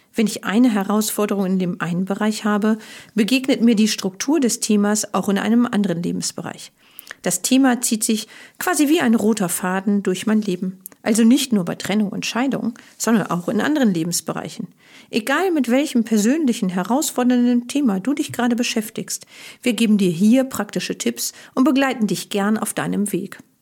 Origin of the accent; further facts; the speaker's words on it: Germany; als Deutsche